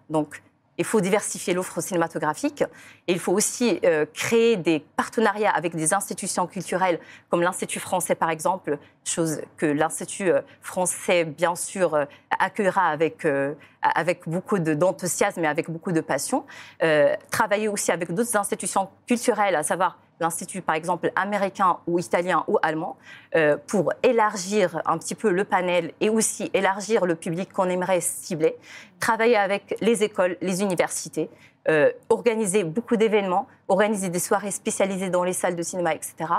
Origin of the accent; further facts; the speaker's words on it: Ouarzazate, Drâa-Tafilalet, Morocco; moved away as an adult; also born or lived in Bordeaux, France; now in France; ma ville natale ou Arzazat, qui est la Hollywood de l'Afrique.